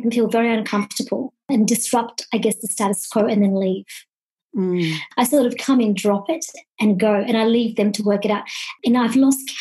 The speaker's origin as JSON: {"language": "English", "region": "country Victoria", "country": "Australia", "tie": "born or raised there", "also_born_or_lived": "Kenya", "said": "I was born in Kenya, about fifth generation East African born of Indian origin, but raised in a country town in Victoria in Australia"}